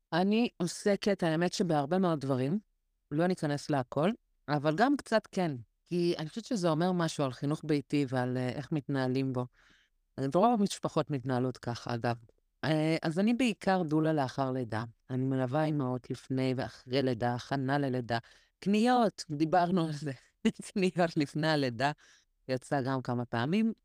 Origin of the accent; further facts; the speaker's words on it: Israel; כשהגענו לישראל, הגענו, אני הייתי בת אה, שנתיים